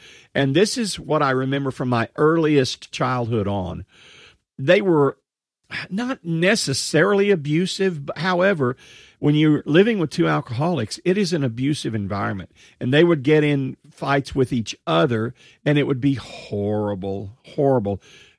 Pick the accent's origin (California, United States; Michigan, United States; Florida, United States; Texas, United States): Texas, United States; accent: Texas; And it was a Texas town. You can probably tell from some of my accent, although I've lost some of that accent over the years, still have some Texas stuff.